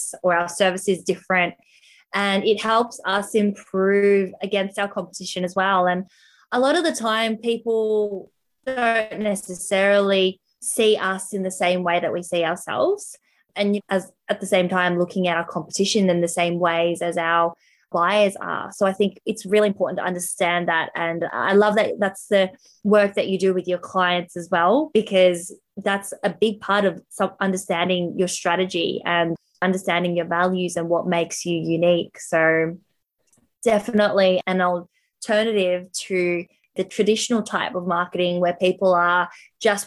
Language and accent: English; Melbourne, Victoria, Australia; I'm from Melbourne as well.